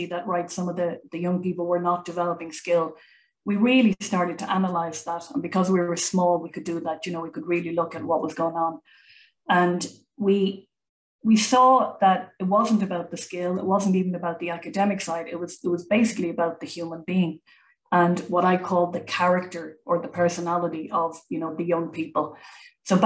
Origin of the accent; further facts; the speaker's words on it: Ireland; now in Germany; I come from Ireland